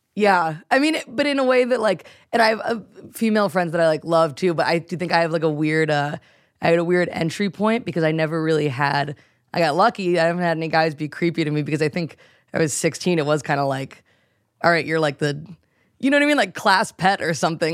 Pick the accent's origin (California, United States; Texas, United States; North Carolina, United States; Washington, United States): North Carolina, United States; moved away; I grew up in North Carolina